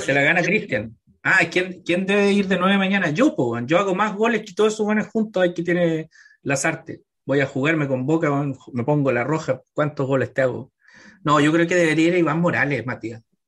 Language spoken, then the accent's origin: Spanish; Chile; somos medio apocados en Chile